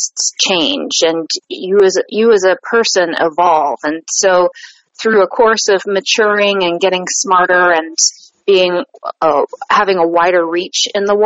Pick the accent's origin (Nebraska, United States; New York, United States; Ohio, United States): Ohio, United States; Columbus; I'm from Columbus, Ohio